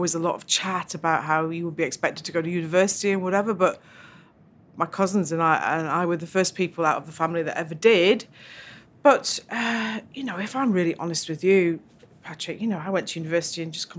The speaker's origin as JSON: {"language": "English", "region": "Northern Ireland", "country": "United Kingdom", "tie": "born there", "said": "But I was born in Northern Ireland."}